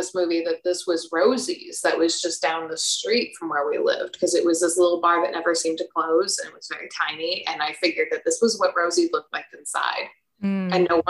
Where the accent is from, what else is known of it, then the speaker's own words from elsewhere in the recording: Florida, United States; Growing up in Florida, we'll do that.